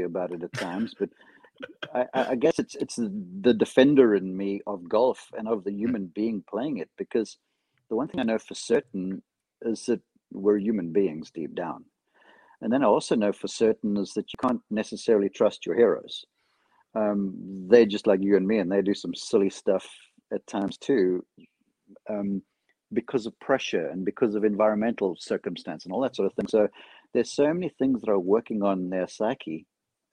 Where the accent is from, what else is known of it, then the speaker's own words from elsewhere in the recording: Atlanta, Georgia, United States; Atlanta, which is almost my hometown